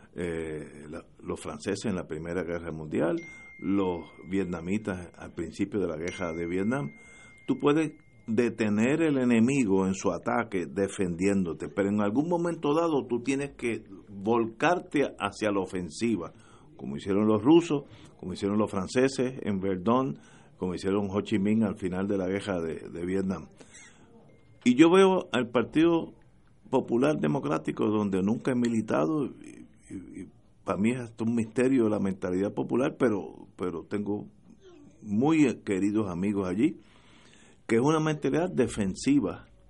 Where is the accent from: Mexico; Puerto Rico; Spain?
Puerto Rico; yo soy puertorriqueño